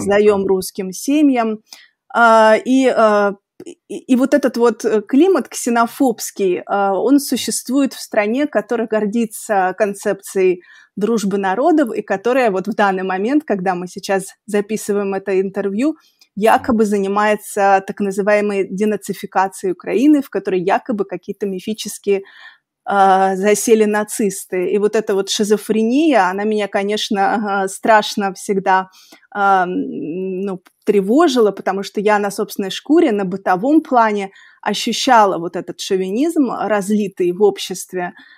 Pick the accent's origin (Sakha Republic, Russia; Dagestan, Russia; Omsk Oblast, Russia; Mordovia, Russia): Dagestan, Russia; Makhachkala; moved away; я росла в Махачкале и закончила mm-hmm. там школу